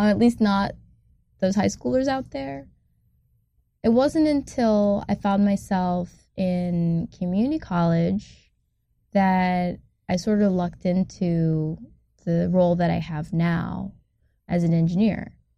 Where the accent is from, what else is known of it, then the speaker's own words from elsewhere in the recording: Ann Arbor, Michigan, United States; I'm from a town in Michigan called Ann Arbor